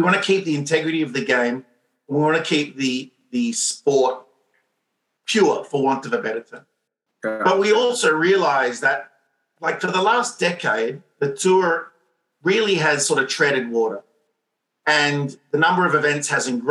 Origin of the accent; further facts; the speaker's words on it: Montreal, Quebec, Canada; I'm from Montreal